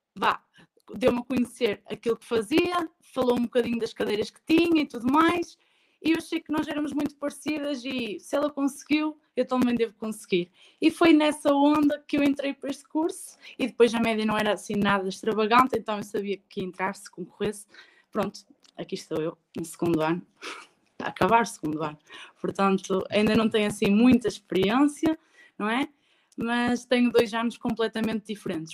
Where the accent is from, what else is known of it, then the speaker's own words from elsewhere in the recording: Barcelos, Norte, Portugal; lá da minha terra, sou de Barcelos